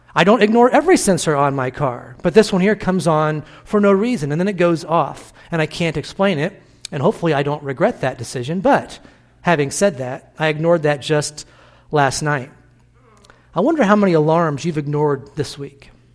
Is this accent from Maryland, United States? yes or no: no; Illinois, United States; born or raised there; moved away